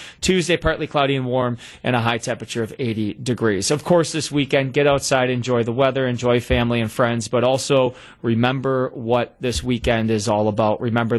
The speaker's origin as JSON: {"language": "English", "town": "Racine", "region": "Wisconsin", "country": "United States", "tie": "born or raised there", "said": "I know I grew up in Racine"}